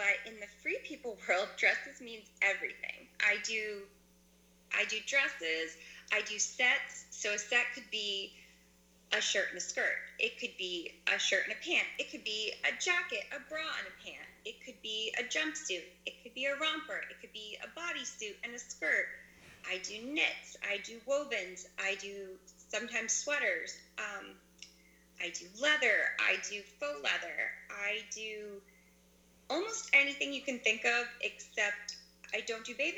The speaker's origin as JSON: {"language": "English", "town": "Simsbury", "region": "Connecticut", "country": "United States", "said": "So I'm originally from Simsbury, Connecticut. It's a little town in the northern part of Connecticut."}